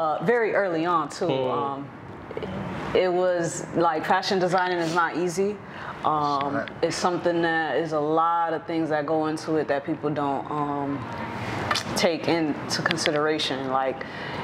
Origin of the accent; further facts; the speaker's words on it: New York area, Connecticut, United States; I am from Connecticut, New York area